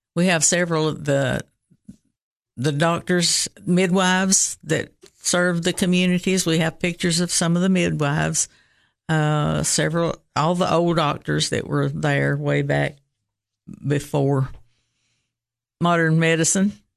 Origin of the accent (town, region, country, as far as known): Rickman, Tennessee, United States; born or raised there